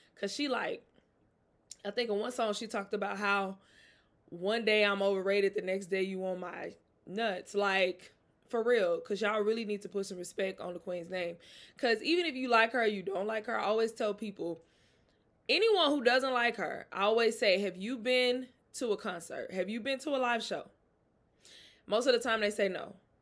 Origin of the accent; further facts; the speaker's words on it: Mississippi, United States; I'm from the South. I'm from Mississippi. Very close to New Orleans